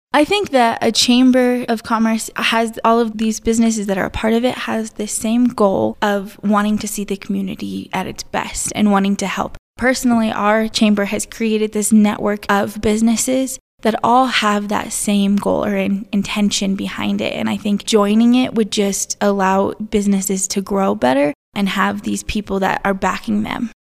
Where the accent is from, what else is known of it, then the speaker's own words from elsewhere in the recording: Alamosa, Colorado, United States; I am from Alamo, Samana Vista area. I was born and raised here